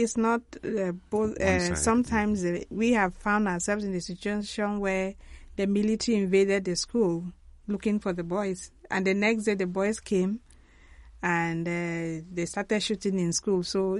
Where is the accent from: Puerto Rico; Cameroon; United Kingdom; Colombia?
Cameroon; Mamfe Diocese, English part of Cameroon, Southwest Region; I'm from the English part of Cameroon, actually from Manfred Diocese.